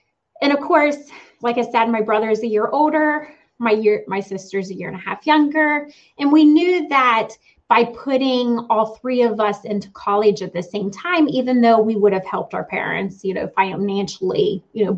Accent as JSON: {"language": "English", "region": "West Virginia", "country": "United States", "tie": "born or raised there", "said": "I grew up here in West Virginia, kind of a country person."}